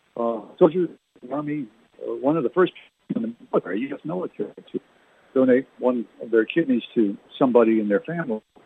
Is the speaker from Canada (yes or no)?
yes; New Brunswick, Canada; We used to play in Canada growing up in New Brunswick